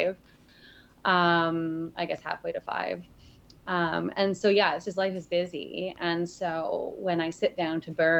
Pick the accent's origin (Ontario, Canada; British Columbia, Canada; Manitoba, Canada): British Columbia, Canada; Vancouver Island; I've lived here since I was, well, on the west coast since I was born, but on the island since I was five